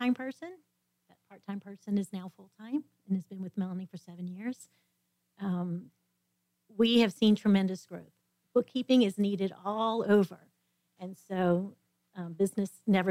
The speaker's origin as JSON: {"language": "English", "town": "New Orleans", "region": "Louisiana", "country": "United States", "tie": "born or raised there", "moved": "as an adult", "lives_now": "The Woodlands, United States", "said": "I was born and raised in New Orleans"}